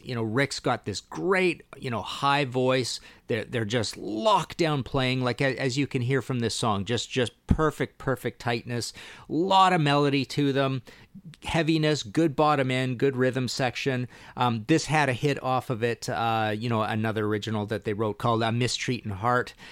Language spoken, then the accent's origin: English; Canada; I'm Canadian